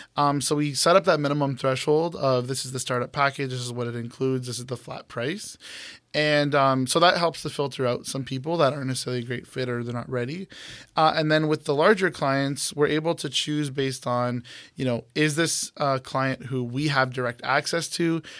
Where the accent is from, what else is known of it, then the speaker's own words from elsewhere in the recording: Brampton, Ontario, Canada; moved away as an adult; now in Toronto, Canada; I moved back home after O C A D for about a year. That's when I was freelancing. Um, I'm from Brampton